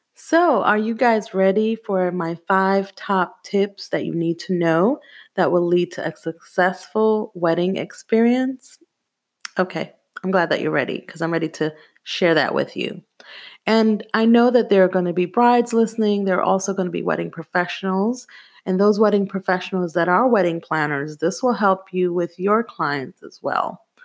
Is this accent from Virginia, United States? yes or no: no; New York City, New York, United States; also born or lived in Jamaica; Growing up in Brooklyn, New York was very hard